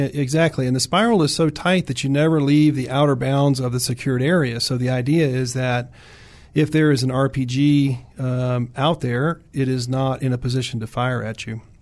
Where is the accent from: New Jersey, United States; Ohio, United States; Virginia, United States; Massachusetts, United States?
Virginia, United States; Williamsburg; moved away; I grew up in Virginia. Uh, pretty heavy military in Virginia, as you know. Um, I grew up in Williamsburg area